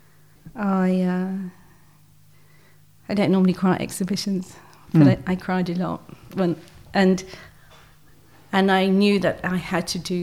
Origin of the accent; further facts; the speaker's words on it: Brighton, South East England, United Kingdom; moved away as an adult; now in Devon, United Kingdom; I moved house from Brighton, which is my hometown, and I moved to the West Country